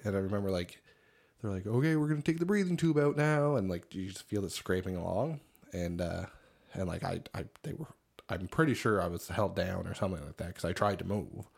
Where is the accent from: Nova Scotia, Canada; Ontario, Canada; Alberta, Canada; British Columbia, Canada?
Nova Scotia, Canada; Cape Breton; moved away; they asked where I was originally from. And I said, Cape Breton